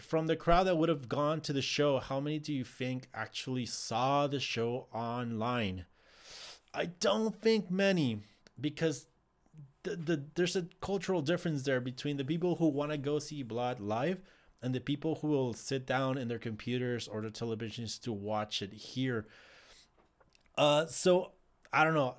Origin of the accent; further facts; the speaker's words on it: Ciudad Juárez, Chihuahua, Mexico; I am from Ciudad Juarez